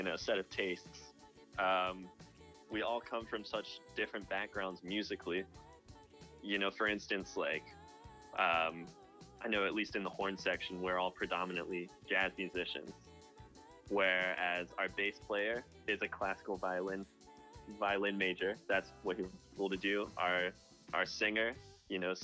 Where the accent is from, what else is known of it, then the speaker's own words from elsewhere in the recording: Raleigh, North Carolina, United States; I'm from Raleigh, North Carolina